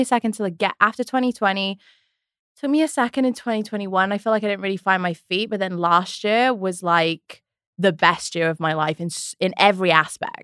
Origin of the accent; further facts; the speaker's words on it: Wales, United Kingdom; moved away as an adult; now in United States; I'm from Wales. I moved when I was twenty-one, two thousand eleven